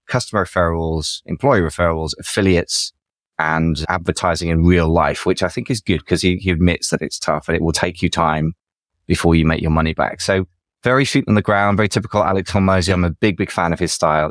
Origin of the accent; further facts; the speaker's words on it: England, United Kingdom; I'm English